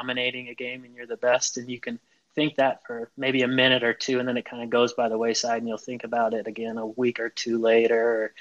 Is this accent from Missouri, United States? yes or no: no; Chico, California, United States; I grew up in Northern California in Chico